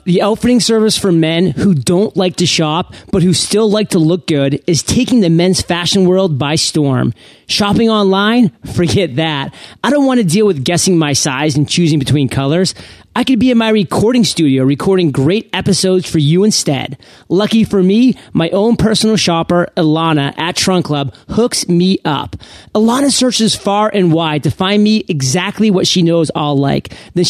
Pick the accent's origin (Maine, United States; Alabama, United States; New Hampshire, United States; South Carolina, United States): Maine, United States; I'm from Maine, Aaron, so I know all of these, like, seafood.